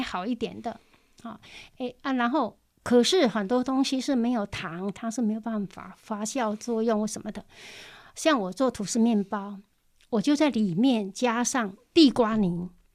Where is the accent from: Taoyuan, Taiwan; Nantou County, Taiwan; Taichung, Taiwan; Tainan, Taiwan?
Nantou County, Taiwan; Zhushan; also born or lived in Wanhua, Taipei; now in Taipei, Taiwan; 我来自南投竹山的乡下